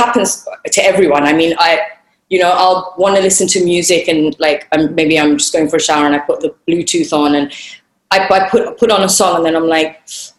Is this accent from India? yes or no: yes; India; I'm Indian, I'm Marathi, but I've grown up in that world